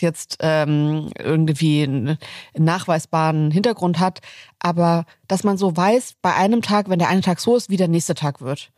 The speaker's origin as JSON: {"language": "German", "region": "Southern Germany", "country": "Germany", "tie": "born or raised there", "moved": "yes", "lives_now": "Berlin, Germany", "said": "nach Süddeutschland, wo ich aufgewachsen bin"}